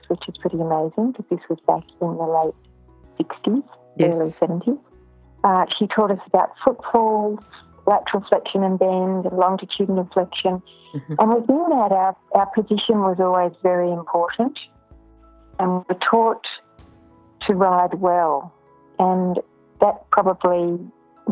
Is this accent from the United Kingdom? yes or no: no; Ballarat, Victoria, Australia; now in Melbourne, Australia; I was born in Ballarat and my family is still there